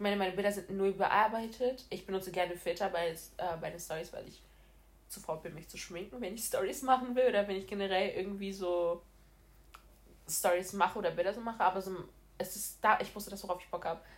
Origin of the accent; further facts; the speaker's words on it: Brazil; moved away; ich komme ursprünglich aus Brasilien und meine ganze Familie ist in Brasilien